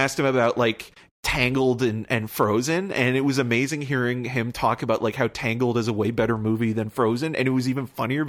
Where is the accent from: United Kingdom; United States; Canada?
Canada; Toronto, Ontario; And I said, I'm from Toronto